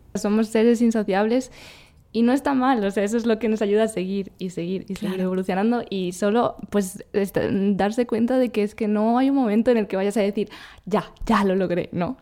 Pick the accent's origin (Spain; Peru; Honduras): Spain; moved away; yo soy de España y he estado en México unos meses, ahora estoy en Colombia